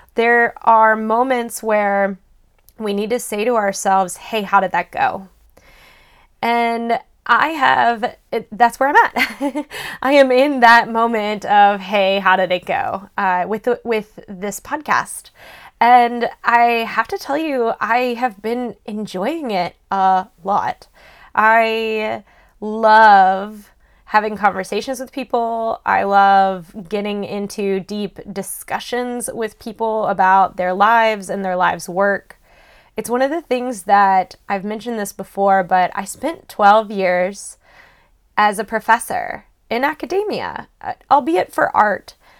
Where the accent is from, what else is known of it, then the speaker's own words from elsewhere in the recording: Louisville, Kentucky, United States; moved away as an adult; now in Boston, United States; Louisville, Kentucky, which is where I am originally from